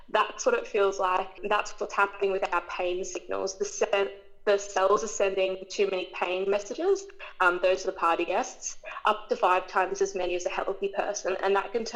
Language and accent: English; Queensland, Australia; I was born in Queensland. I've grown up here my entire life, never moved away.